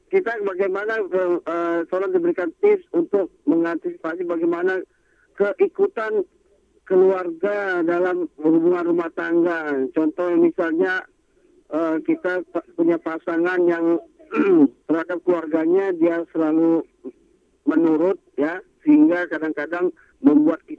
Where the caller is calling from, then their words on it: Surabaya, East Java, Indonesia; Saya dari … Surabaya.